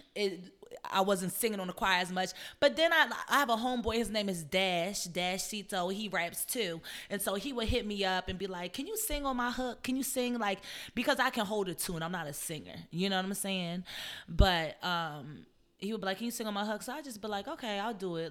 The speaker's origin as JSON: {"language": "English", "town": "Columbia", "region": "Maryland", "country": "United States", "moved": "yes", "said": "I'm from a place called Columbia, Maryland. It's a suburb right in between Baltimore and DC. So I'm from Maryland"}